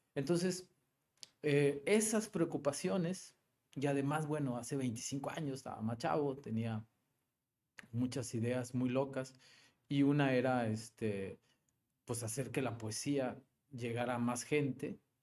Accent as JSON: {"language": "Spanish", "town": "Monterrey", "region": "Nuevo León", "country": "Mexico", "tie": "born or raised there", "also_born_or_lived": "Guadalupe / Mexico City", "said": "soy muy regiomontano, nací en Monterrey. Eh, vivo en Monterrey, en la colonia terminal, ahí por Sintermex. Y sí, toda, toda mi vida"}